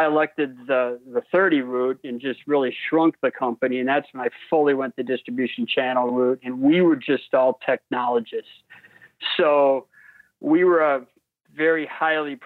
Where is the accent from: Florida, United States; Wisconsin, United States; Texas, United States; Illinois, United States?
Wisconsin, United States; I was a basketball player from Wisconsin